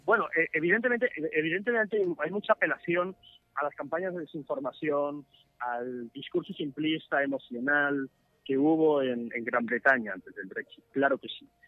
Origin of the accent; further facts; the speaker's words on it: El Salvador; somos los salvadoreños